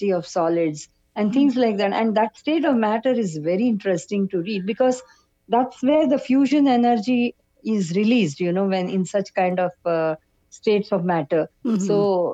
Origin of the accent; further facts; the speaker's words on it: Bangalore, Karnataka, India; I grew up in Bangalore